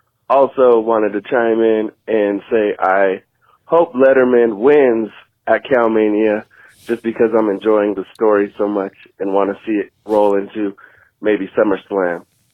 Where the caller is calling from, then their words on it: Denver, Colorado, United States; You know, I'm calling from Denver, Colorado.